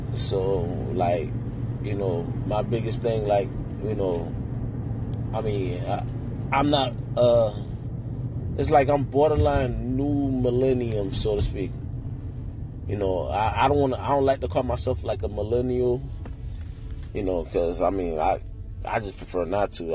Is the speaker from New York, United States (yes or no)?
yes; New York, United States; also born or lived in Queens / North Miami; now in Miami, United States; I'm from New York